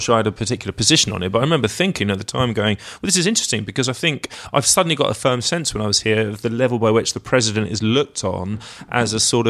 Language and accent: English; London, United Kingdom; accent: RP meets estuary; my own speaking voice, because, you know, having spent so much time growing up in London, then living there, is probably would be described by like a dialect coach as being something like RP meets what they call estuary, which refers to the Thames estuary.